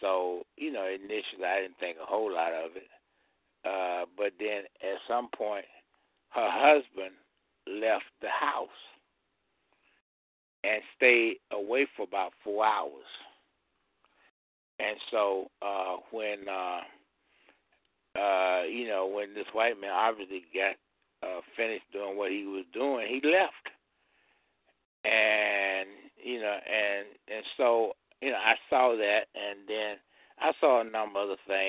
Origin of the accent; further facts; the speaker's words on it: Georgia, United States; I grew up in Georgia